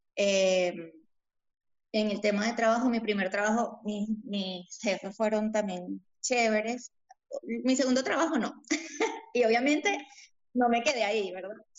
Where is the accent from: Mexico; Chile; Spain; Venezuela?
Venezuela; Lara; born or raised there; moved away as an adult; also born or lived in Bogotá, Colombia; now in Lima, Peru